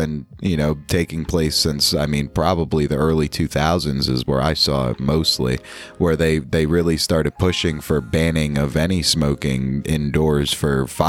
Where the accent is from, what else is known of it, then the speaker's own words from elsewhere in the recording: New York, United States; my home state, down in New York City.